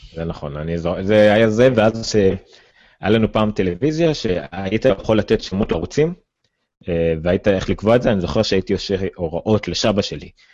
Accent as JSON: {"language": "Hebrew", "town": "Ramla", "region": "Central District", "country": "Israel", "said": "אני מרמלה"}